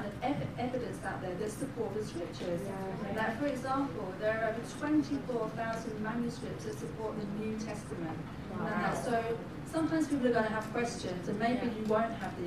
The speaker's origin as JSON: {"language": "English", "region": "London", "country": "United Kingdom", "moved": "yes", "lives_now": "Stockholm, Sweden", "said": "So I'm from London, but now I live in Stockholm."}